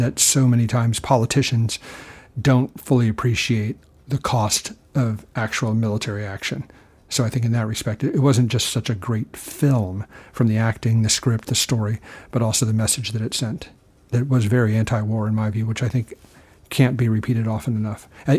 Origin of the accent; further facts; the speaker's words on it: Texas, United States; Oh, well, I think there's something to being a Texan.